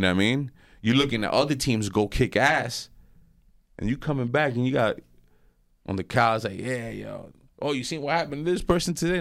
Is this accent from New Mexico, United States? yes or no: no; West New York, New Jersey, United States; I grew up in West New York, and, uh, I grew up there my whole life